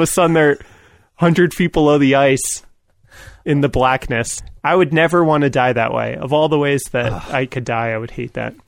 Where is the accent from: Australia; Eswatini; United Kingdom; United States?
United States; New York; I grew up in New York